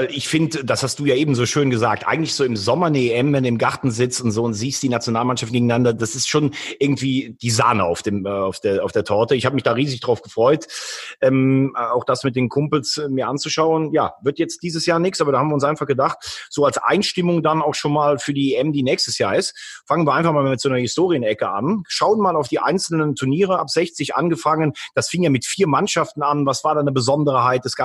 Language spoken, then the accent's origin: German; Northern Germany, Germany; Wir haben als Norddeutsche dann ganz generös verzichtet